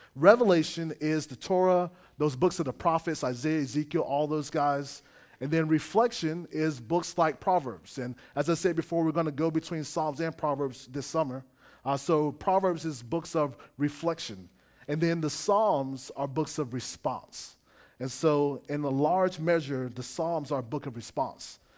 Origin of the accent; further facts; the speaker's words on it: South Florida, United States; moved away; also born or lived in Gainesville, Florida; I grew up in South Florida